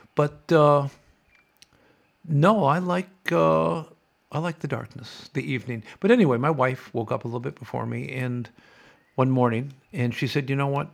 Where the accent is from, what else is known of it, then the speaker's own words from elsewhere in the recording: Sioux City, Iowa, United States; moved away as an adult; also born or lived in California; now in Australia; I grew up on the Missouri River